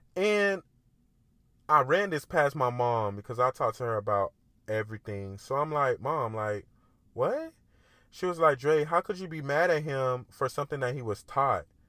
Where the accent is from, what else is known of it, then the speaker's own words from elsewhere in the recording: Miami, Florida, United States; I grew up in Miami. I grew up in the hood.